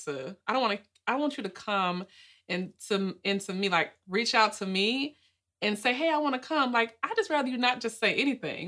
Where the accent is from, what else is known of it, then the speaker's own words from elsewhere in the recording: Nashville, Tennessee, United States; moved away as an adult; also born or lived in Miami, Florida; I'm originally from Nashville, Tennessee, born and raised, and I grew up in Edge Hill.